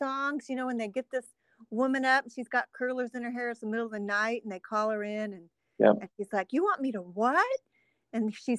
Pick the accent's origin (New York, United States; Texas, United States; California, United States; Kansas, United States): California, United States; Northern; I'm from Northern California.